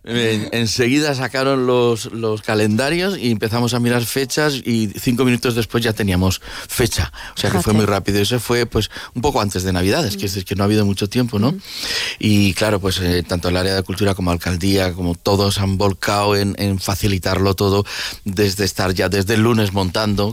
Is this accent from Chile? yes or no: no; Valencian Community, Spain; soy valenciano, que estoy en Valencia y que en Valencia también somos artistas